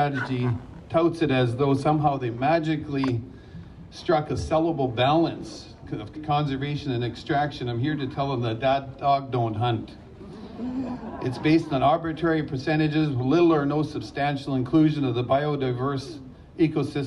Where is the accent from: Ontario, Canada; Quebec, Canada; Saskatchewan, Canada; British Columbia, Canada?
British Columbia, Canada; Spuzzum First Nation, Nlaka'pamux territory; I'm from the Spuzzum First Nation. It's in Nklakamuk territory